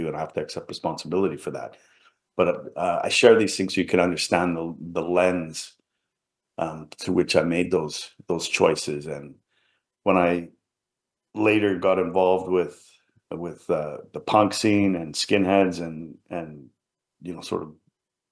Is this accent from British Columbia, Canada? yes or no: yes; Vancouver, British Columbia, Canada; also born or lived in England; I grew up in an immigrant family in Vancouver, British Columbia